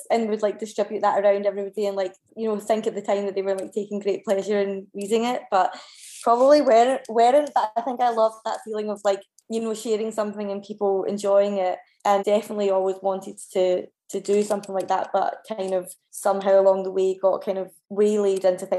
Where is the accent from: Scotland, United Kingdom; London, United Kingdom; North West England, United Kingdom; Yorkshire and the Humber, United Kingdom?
Scotland, United Kingdom; Kilbarchan; also born or lived in Paisley / Scottish Borders; now in Glasgow, United Kingdom; I grew up in Kilbarkin, which is in Renfrewshire